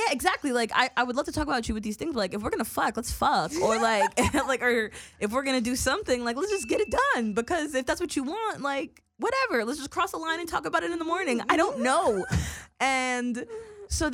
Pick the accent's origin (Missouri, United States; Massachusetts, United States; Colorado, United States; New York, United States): New York, United States; moved away; we're from New York